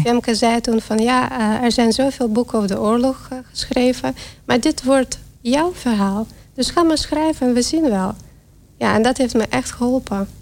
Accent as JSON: {"language": "Dutch", "country": "Belarus", "second_language": "Dutch", "moved": "yes", "lives_now": "Netherlands", "said": "En ik kom uit Wit-Rusland. Dat is natuurlijk wat te horen aan mijn accent"}